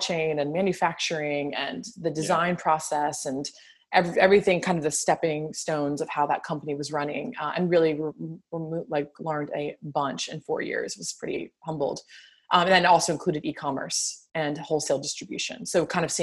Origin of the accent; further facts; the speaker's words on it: New Orleans, Louisiana, United States; also born or lived in Virginia; I'm born and raised in New Orleans